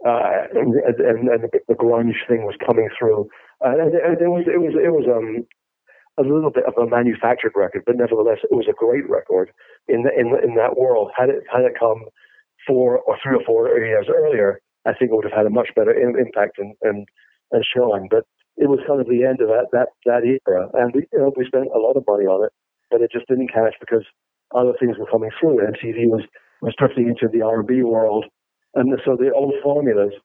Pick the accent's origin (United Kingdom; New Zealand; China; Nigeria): United Kingdom; England; now in United States; I was a musician and I'm English, but I live in America